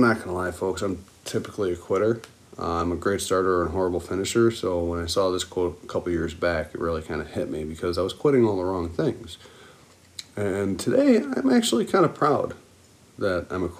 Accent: Buffalo, New York, United States; being from Buffalo, I'm a diehard Bills fan

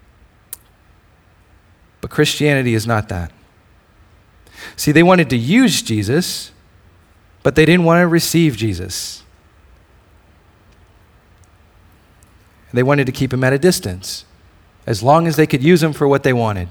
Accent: Hawaii, United States; moved away; I'm originally from Hawaii

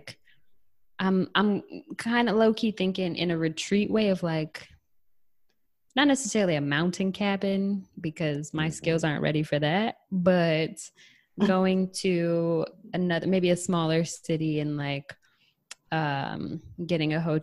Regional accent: Michigan, United States; growing up in Michigan

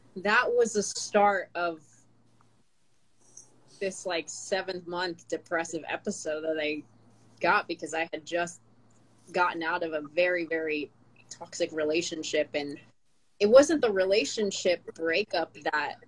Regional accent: Philippines; first language Tagalog; English is a second language; now in United States; I speak Tagalog and I grew up speaking Tagalog because I was born in the Philippines.

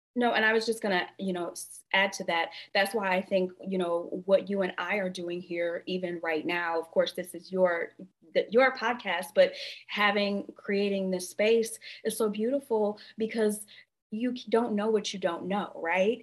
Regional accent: Flint, Michigan, United States; I actually am a Midwestern girl. So I grew up in a small town with a huge reputation, um, and I grew up in Flint, Michigan.

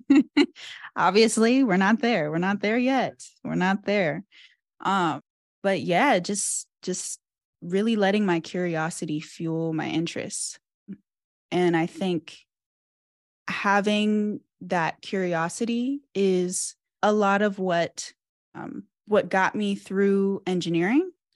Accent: Cincinnati, Ohio, United States; moved away; I'm from Cincinnati

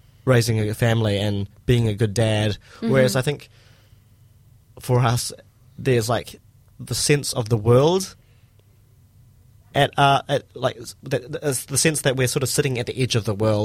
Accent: Christchurch, Canterbury, New Zealand; born and raised Christchurch

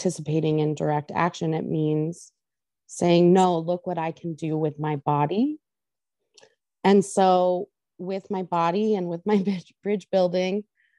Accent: Youngstown, Ohio, United States; I grew up in Youngstown

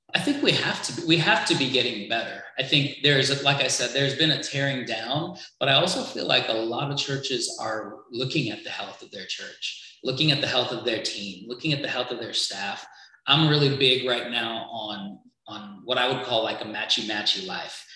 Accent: Trinidad & Tobago; originally I'm from Trinidad

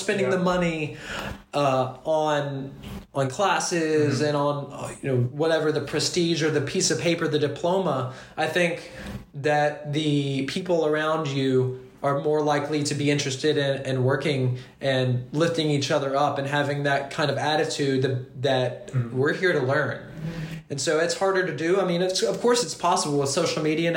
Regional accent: Kentucky, United States; moved away as an adult; now in France; I come from Kentucky, and we don't have a lot of connections with the outside world

